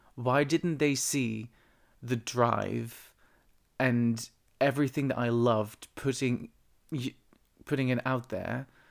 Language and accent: English; eastern Netherlands, Netherlands; moved away; my hometown, which is on the east of the Netherlands